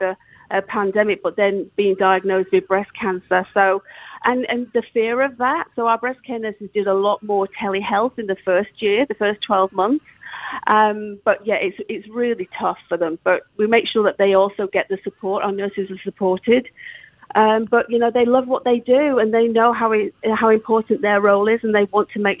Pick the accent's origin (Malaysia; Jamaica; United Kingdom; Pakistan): United Kingdom; England; moved away; both being English